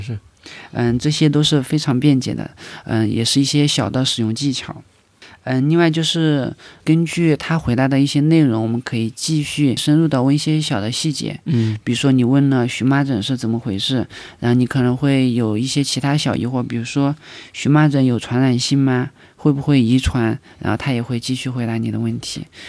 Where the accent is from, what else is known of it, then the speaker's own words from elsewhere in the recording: China; 我们中国人